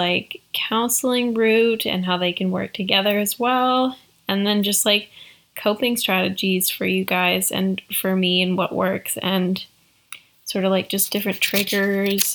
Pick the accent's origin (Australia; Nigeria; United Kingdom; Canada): Canada; I am Canadian